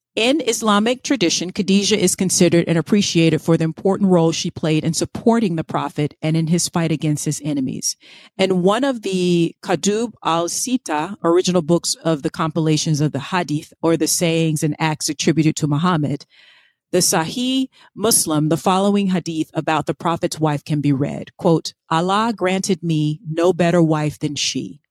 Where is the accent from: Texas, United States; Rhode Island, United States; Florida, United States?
Florida, United States; I grew up in Florida